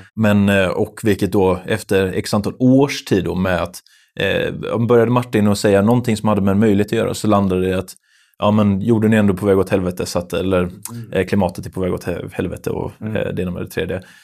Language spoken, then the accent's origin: Swedish; Lerum, Västra Götaland, Sweden; vi är från Lerum då, eh, båda två